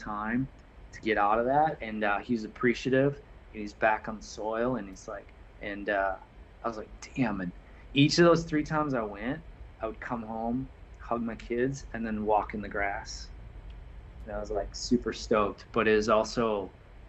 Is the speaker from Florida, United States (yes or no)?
yes; Altamonte Springs, Florida, United States; I'm like, Altamont Springs